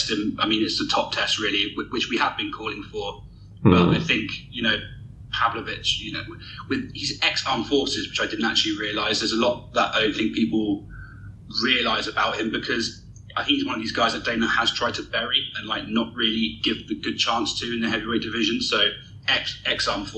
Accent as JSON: {"language": "English", "country": "United Kingdom", "said": "as a Brit myself"}